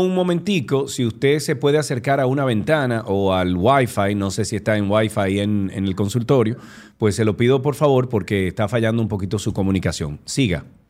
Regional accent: Santiago, Dominican Republic; estamos usted y yo solos aquí, dos santiagueros

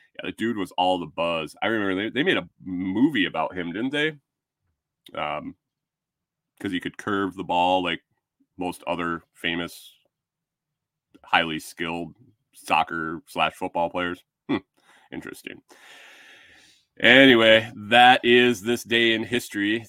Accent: Western New York, United States; moved away; I grew up in Western New York

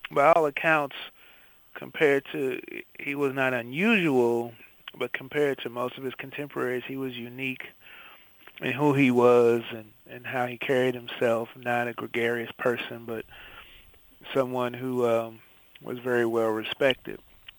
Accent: St. Louis, Missouri, United States; Growing up in St. Louis

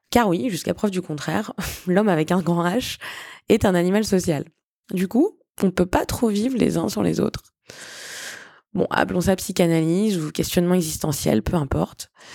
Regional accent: Tours, Centre-Val de Loire, France; moved away as an adult; also born or lived in Granada, Spain / United Kingdom / Buenos Aires, Argentina / Madrid, Spain; now in Barcelona, Spain; Je suis originaire de Tours et même si j'adore mon pays, j'ai pris goût à la vie à l'étranger

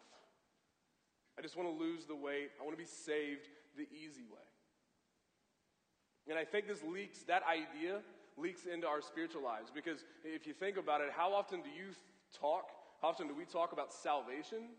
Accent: Columbia, Missouri, United States; I grew up in Columbia, went to Mizzou

